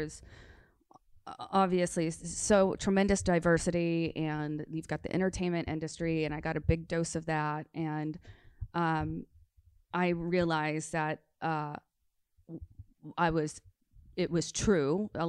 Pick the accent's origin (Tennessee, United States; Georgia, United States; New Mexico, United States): Tennessee, United States; now in Los Angeles, United States; It took me a long time to actually really bond with LA because growing up in Tennessee, I was always like, LA people are so fake.